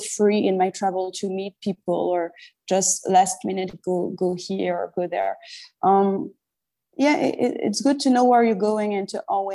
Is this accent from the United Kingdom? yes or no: no; Paris, Île-de-France, France; moved away as an adult; now in Marrakesh, Morocco; I was born and raised in Paris